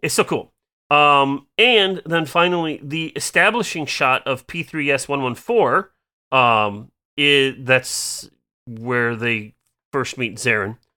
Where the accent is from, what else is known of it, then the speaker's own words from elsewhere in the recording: Iowa, United States; I'm from Iowa